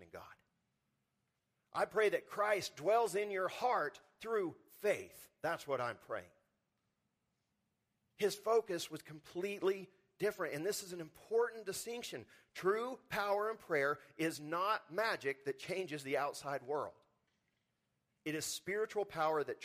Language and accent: English; Texas Panhandle, United States; moved away as an adult; also born or lived in Spokane, Washington; I grew up in the Texas panhandle where the wind blows constantly.